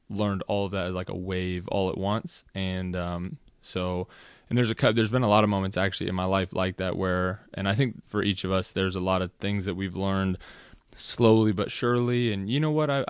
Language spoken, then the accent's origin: English; Los Angeles, California, United States; born there; also born or lived in Washington D.C. / Virginia; I was born in Los Angeles, California, uh, to a mother and father, obviously.